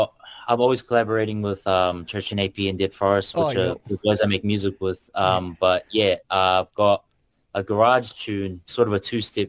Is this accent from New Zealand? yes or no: yes; Auckland, New Zealand; also born or lived in Kurdistan; originally I'm from Kurdistan, so that's out in the Middle East. Came over here with my family when I was about a month old and have spent my whole life in South Auckland. So, yeah, that's pretty much where I'm based. And yeah, where I stem from ethnically.